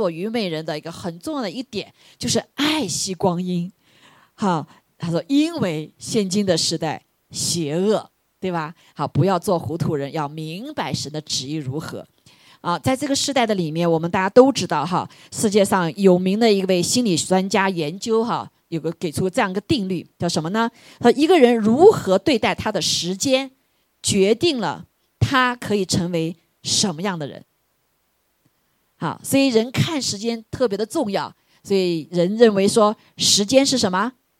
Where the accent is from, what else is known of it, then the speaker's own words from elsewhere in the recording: China; 感谢主神又教到我们中国人有一个很有智慧的字